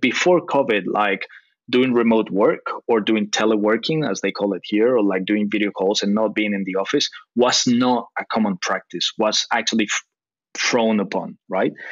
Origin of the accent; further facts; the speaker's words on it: Costa Rica; moved away as an adult; now in Tokyo, Japan; I'm I'm half uh, Costa Rican, half British. My dad is British, my mom is Costa Rican, but I was born and raised in Costa Rica